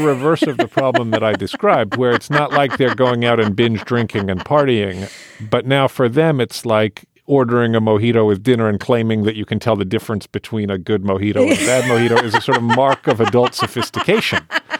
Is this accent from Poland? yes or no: no; United Kingdom; I was raised in the United Kingdom, which as part of Europe is more sort of sophisticated about these things.